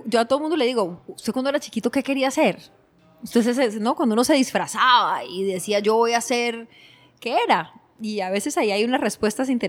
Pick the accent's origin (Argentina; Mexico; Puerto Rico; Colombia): Colombia; Cali, Valle del Cauca; born there; hace 45 años nací en Cali, Colombia, de un eh, maestro y una secretaria